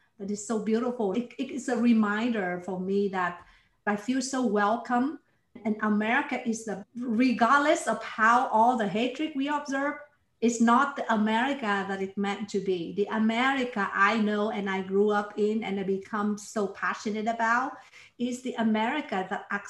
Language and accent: English; Ho Chi Minh City, Vietnam; also born or lived in Toronto, Canada; now in Houston, United States; I was born in Vietnam. And I grew up in Saigon, which is in the south